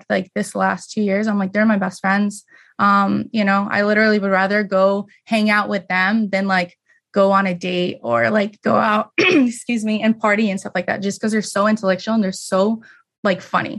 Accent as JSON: {"language": "English", "town": "Las Vegas", "region": "Nevada", "country": "United States", "tie": "born or raised there", "moved": "as an adult", "said": "I was born and raised in Vegas"}